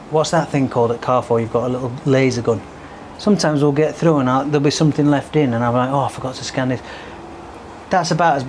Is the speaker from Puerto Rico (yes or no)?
no; Yorkshire and the Humber, United Kingdom; I'm from Yorkshire.